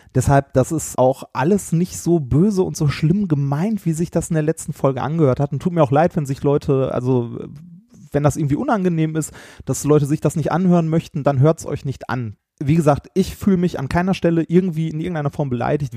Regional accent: Ruhr area, North Rhine-Westphalia, Germany; wir kommen beide halt aus dem Pott mit einer sehr rauen Sprache und in unserer Jugend hat man behindert zum Beispiel als Schimpfwort benutzt

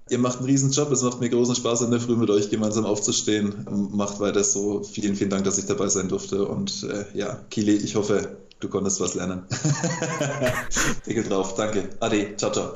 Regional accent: Franconia, Bavaria, Germany; als, Bayer, als Franke

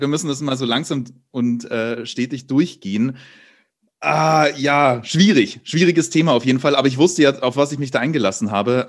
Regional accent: Munich, Bavaria, Germany; moved away; ich komme ja ursprünglich aus München

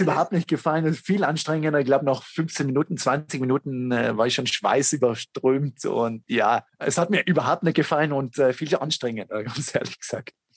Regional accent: South Tyrol, Trentino-Alto Adige, Italy; bei uns in Südtirol

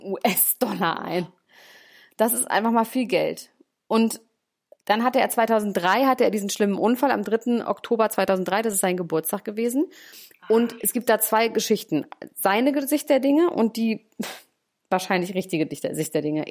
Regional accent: Germany; bei uns in Deutschland

